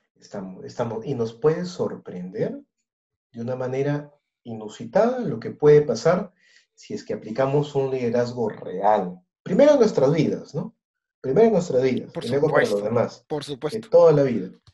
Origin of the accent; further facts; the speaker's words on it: Peru; Conocemos nuestra cultura peruana, la conocemos muy bien, somos peruanos